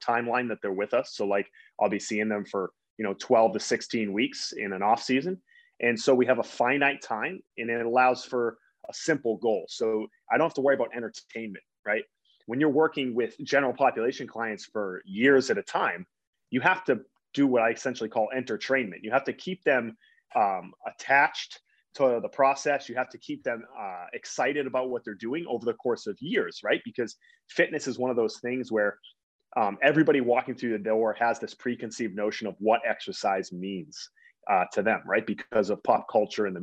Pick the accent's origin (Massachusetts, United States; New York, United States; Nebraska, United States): Massachusetts, United States; Boston; I grew up in the Boston area